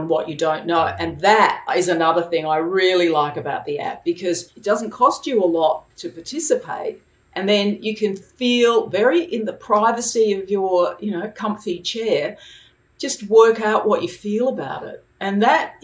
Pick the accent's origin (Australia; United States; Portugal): Australia; Adelaide, South Australia; now in Sydney, Australia; I was born in Adelaide, and I was adopted there at the age of 3 months.